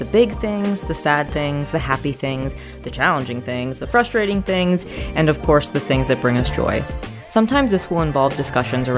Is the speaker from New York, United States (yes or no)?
yes; New York City, New York, United States; growing up in New York City